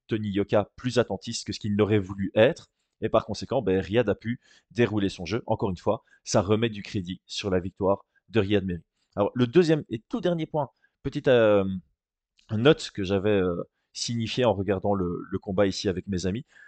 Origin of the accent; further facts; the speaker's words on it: Belgium; en tant que Belge.